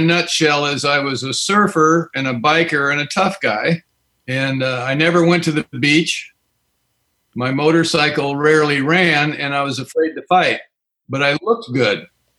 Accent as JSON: {"language": "English", "region": "California", "country": "United States", "said": "I'm an alcoholic, and I've been sober since March the 27th, 1985. And I'm from Southern California in the South Bay."}